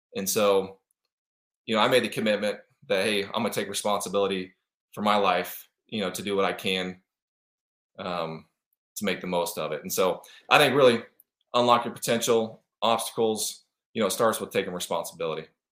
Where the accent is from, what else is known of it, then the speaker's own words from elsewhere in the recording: Kansas City, Missouri, United States; moved away as an adult; now in Arizona, United States; I grew up in Kansas City, Missouri. I'm out in Arizona now.